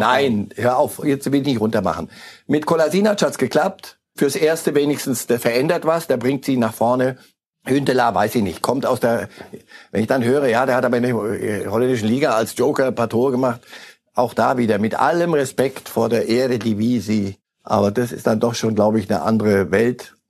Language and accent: German; Zurich, Switzerland; wir als Zürcher